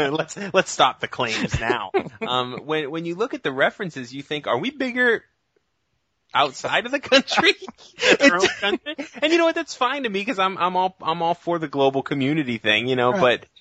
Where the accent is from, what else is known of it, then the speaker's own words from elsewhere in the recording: New England, United States; I'm from New England myself.